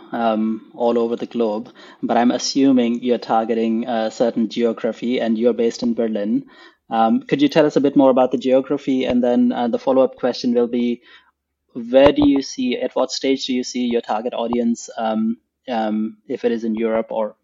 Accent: Pakistan; moved away as an adult; now in Germany; I grew up in Pakistan and I didn't grow up in a business-oriented family

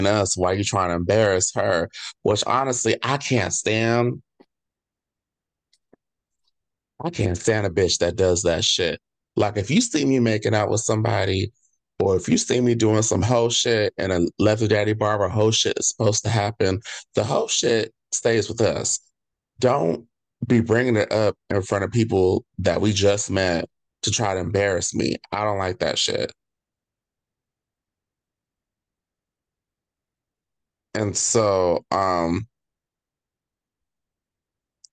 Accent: California, United States; we're Californian

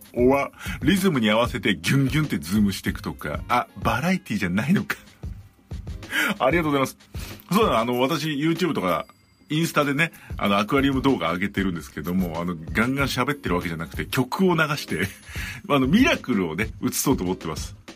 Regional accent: Chiba, Japan; パパさんの出身地の千葉在住で

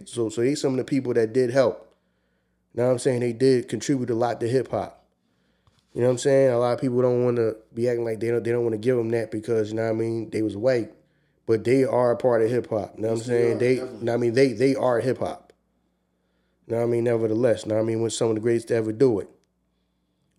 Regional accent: Philadelphia, Pennsylvania, United States; I'm from the East Coast

